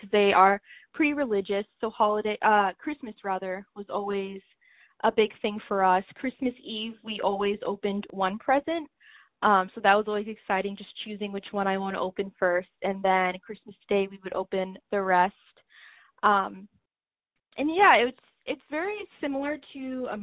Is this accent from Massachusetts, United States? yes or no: yes; Cambridge, Massachusetts, United States; also born or lived in Medford, Massachusetts; being raised there in Cambridge